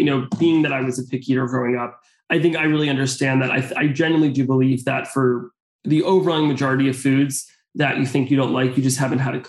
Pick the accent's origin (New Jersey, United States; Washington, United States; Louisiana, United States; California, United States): New Jersey, United States; Bergen County; growing up in Bergen County, there's so many restaurants. So there's always places to try. And also living near the city